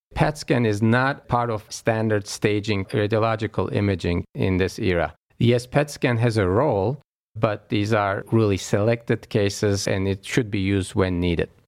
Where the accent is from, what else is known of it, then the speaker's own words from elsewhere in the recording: Istanbul, Turkey; moved away as an adult; also born or lived in New York; now in Cleveland, United States; I was born actually in Istanbul, Turkey, uh, overseas, and moved to Cleveland Clinic about fifteen years ago now.